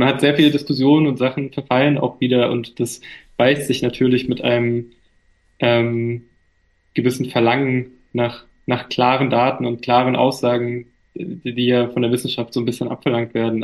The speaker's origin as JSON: {"language": "German", "country": "Germany", "tie": "born or raised there", "said": "ich bin ein türkischer Junge, aber ich bin in Deutschland aufgewachsen und hier geboren"}